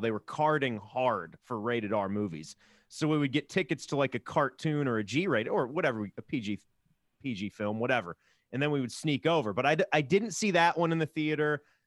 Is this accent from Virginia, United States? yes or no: yes; Virginia, United States; I grew up in Virginia where we had Paramount's King's Dominion